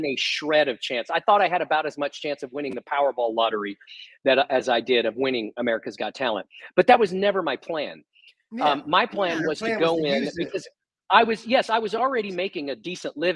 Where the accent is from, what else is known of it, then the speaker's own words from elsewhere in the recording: Texas, United States; I was from Texas.